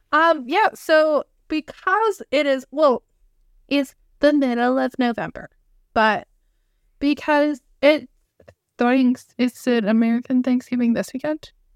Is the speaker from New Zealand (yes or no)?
no; Canada; two sisters, specifically Canadian